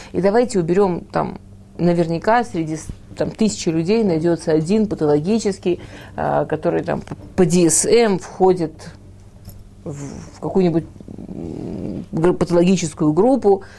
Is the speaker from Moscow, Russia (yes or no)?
yes; Moscow, Russia; now in Israel; я училась в художественной школе в Москве